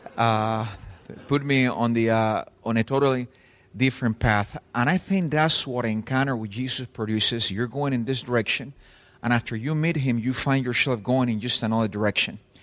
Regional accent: Spain; English is a second language; also born or lived in Cuba / Texas; now in Miami, United States; I was from Spain

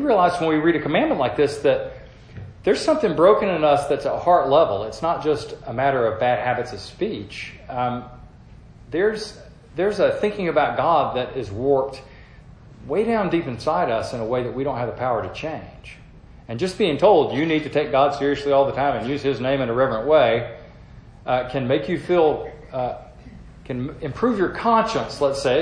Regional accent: the South, United States; as a Southerner

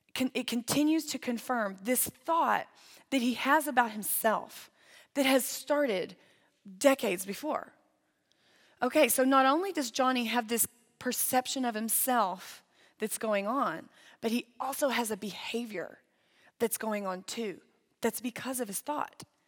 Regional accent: Lindale, Texas, United States; moved away as an adult; now in Amarillo, United States; I grew up in East Texas in the Tyler area, but the actual town was called Lindale

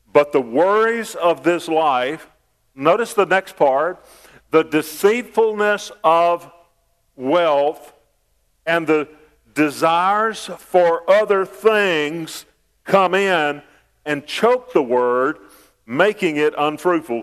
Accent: United States; I was born in America, a land of freedom and riches

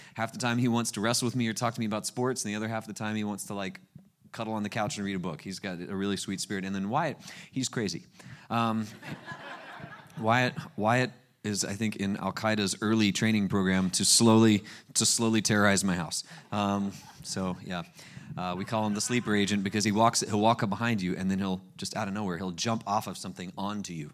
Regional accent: Panama City Beach, Florida, United States; I grew up at the place, uh, Panama City Beach. It's where I was born and raised

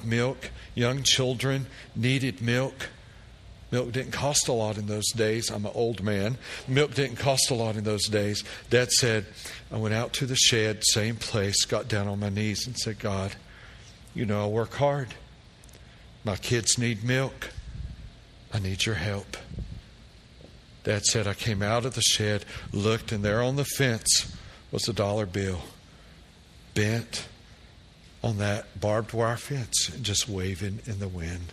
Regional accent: Tennessee, United States; We grew up in Tennessee

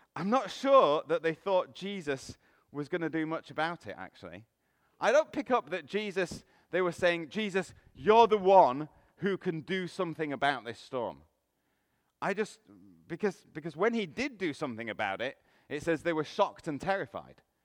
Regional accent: England, United Kingdom; now in Canada; I'm from England, you might be able to tell from the accent.

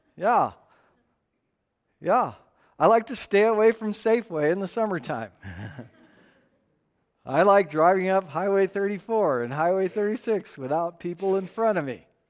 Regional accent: Tucson, Arizona, United States; now in Estes Park, United States; hundred and ten plus degree days growing up in Tucson

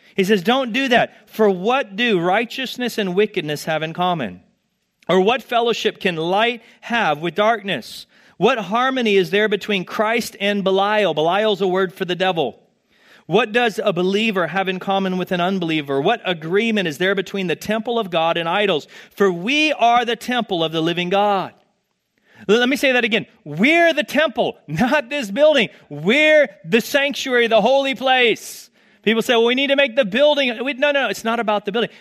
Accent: Texas, United States; moved away; I'm from Texas

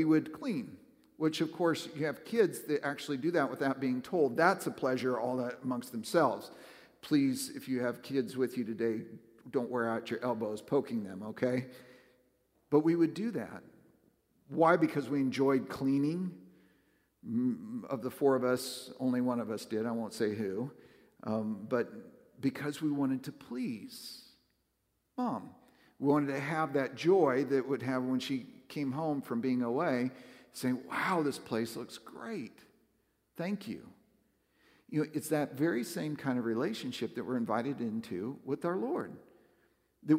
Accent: West Coast, United States; now in Northern Kentucky/Southern Ohio, United States; I grew up on the West Coast

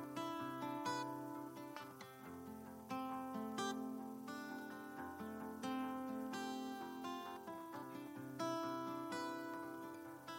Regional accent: California, United States; moved away as an adult; I grew up in California, and we moved here about almost 2 years ago.

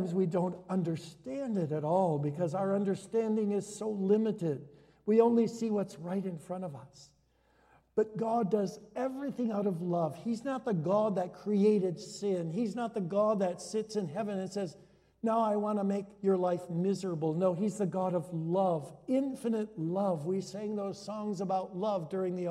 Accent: Hudsonville, Michigan, United States; now in Orland Park, United States; I was growing up in Hudsonville, Michigan, my dad's first church was in Hudsonville. We went there when I was a year old.

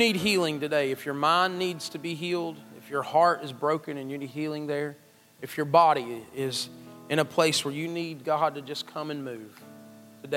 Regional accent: McDowell County, West Virginia, United States; I'm from McDowell County. We probably didn't have computers even when everybody else did

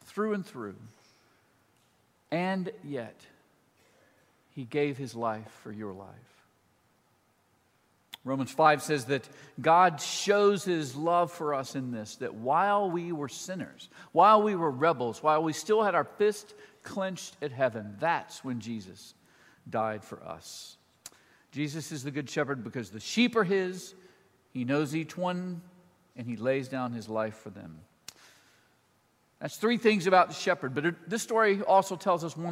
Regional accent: Mississippi, United States; moved away as an adult; also born or lived in Boston; now in Nashville, United States; I am from Mississippi, but I was a townie. So I didn't grow up in the country

